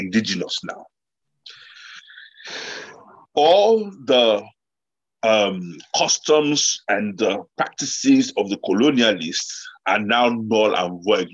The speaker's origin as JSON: {"language": "English", "country": "Nigeria"}